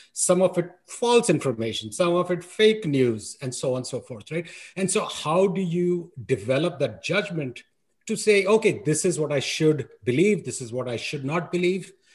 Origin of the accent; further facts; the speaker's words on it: New Delhi, Delhi, India; I grew up in New Delhi